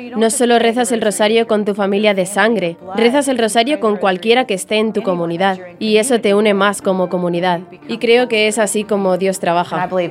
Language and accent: Spanish; Jacksonville, Florida, United States; soy de Jacksonville, Florida, y he vivido aquí toda mi vida.